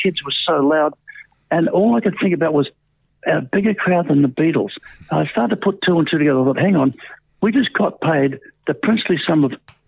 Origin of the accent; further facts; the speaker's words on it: Brisbane, Queensland, Australia; moved away; also born or lived in St Kilda; in Brisbane, my hometown.